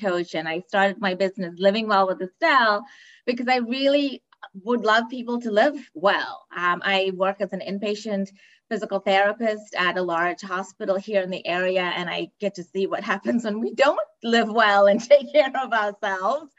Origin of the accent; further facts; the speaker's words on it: Cape Town, Western Cape, South Africa; moved away; I'm originally from Cape Town, South Africa. And so wellness is not a focus growing up